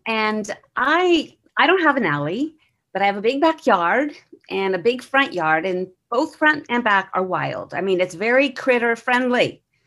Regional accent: Bexley, Ohio, United States; I'm from Bexley

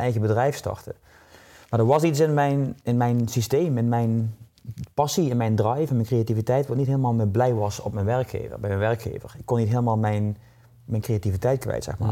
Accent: Limburg, Netherlands; accent: southern; now in Nieuwland, Netherlands; Ik ben geboren in Limburg. In het zuiden, een zuiderling hoor je waarschijnlijk ja. aan mijn tongval.

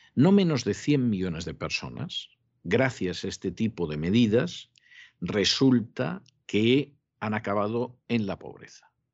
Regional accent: Spain; moved away; en España, que es mi país de origen

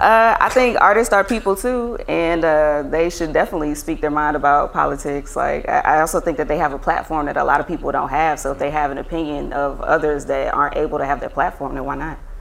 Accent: Lithonia, Georgia, United States; also born or lived in Atlanta; I'm a Grady baby, but I grew up in Lithonia

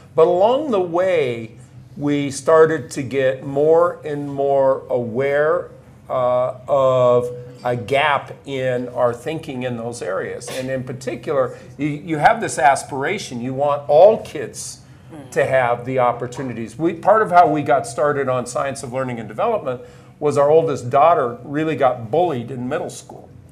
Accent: Nebraska, United States; moved away as an adult; I grew up on a, a farm near a small community in Nebraska

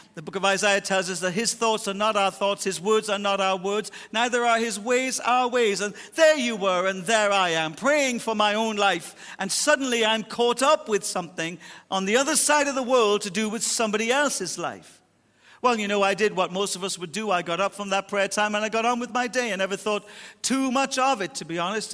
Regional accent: Ireland; I'll die Irish, 'cause I was born Irish, and my culture shaped my Irishisms

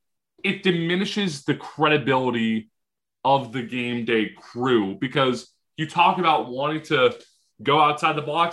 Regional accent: near Boston College, Massachusetts, United States; he played at Boston College, which is near my hometown

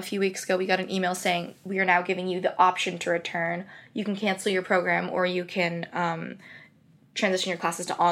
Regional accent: California, United States; now in Singapore; I am from California, and I go to school in Northern California at UC Berkeley

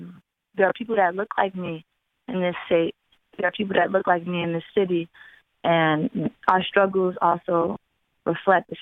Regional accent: Waterbury, Connecticut, United States; also born or lived in Far Rockaway, Queens, New York; I was raised in Waterbury

